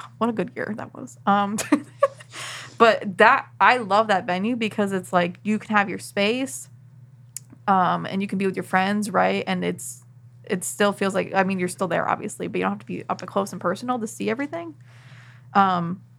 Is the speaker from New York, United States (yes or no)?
yes; Buffalo, New York, United States; I'm from Buffalo, New York.